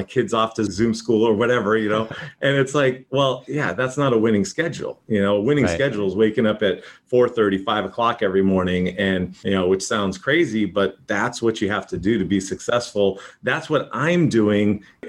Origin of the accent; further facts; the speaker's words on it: Boston, Massachusetts, United States; now in San Diego, United States; I am from the San Diego market, originally from Boston, moved out here 1984